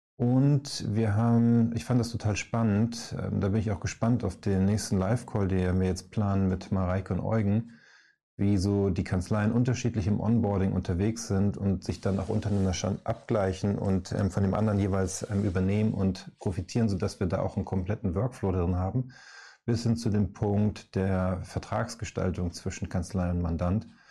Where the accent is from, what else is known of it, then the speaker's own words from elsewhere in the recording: Northern Germany, Germany; also born or lived in Hamburg; wir beide hier aus dem Norden mit Moin